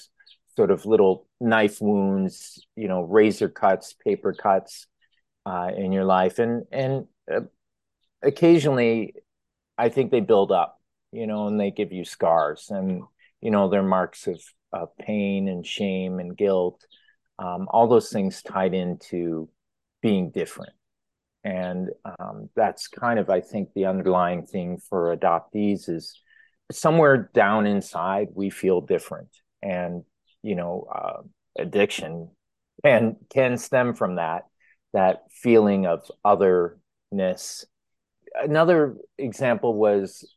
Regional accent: Bensenville, Illinois, United States; moved away as an adult; also born or lived in Chicago, United States / Los Angeles, United States / South Korea; now in Toronto, Canada; my father's church, where we grew up in Bensonville, Illinois, where I was first adopted

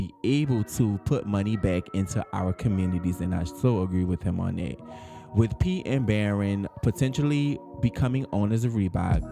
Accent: New Orleans, Louisiana, United States; we're from New Orleans

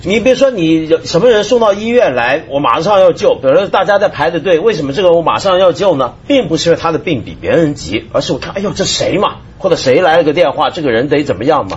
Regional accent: Hong Kong; 我那时候因为我是香港，他那时候还把我们当外宾，我那时候跟跟他们急嘛，我说我是中国人，怎么会是外宾呢？

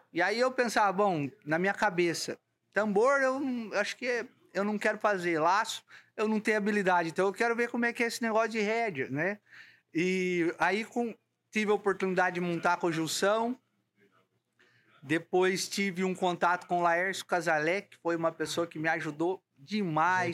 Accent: São Paulo, Brazil; eu sou do estado de São Paulo

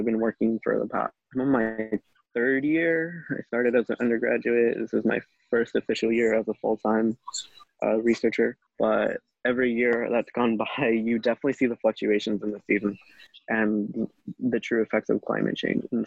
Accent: Sacramento, California, United States; I grew up in Sacramento

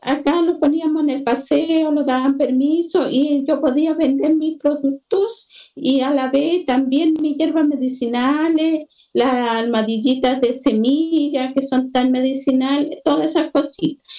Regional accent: Combarbalá, Coquimbo, Chile; Yo soy de Conbarbalá

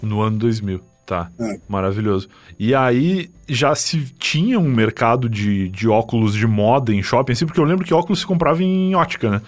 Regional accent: Rio Grande do Sul, Brazil; moved away as an adult; now in São Paulo, Brazil; Eu sou gaúcho e eu tô em São Paulo faz oito anos, mais ou menos, mas eu já virei completamente paulistano

